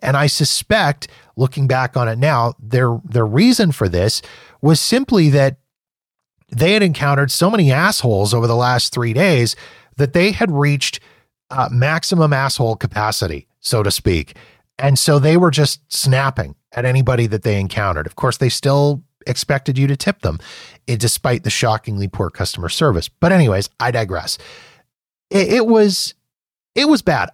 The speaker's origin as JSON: {"language": "English", "country": "Canada", "said": "I'm Canadian"}